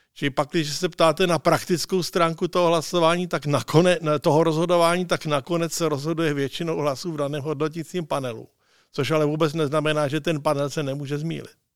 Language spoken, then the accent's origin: Czech; Czechia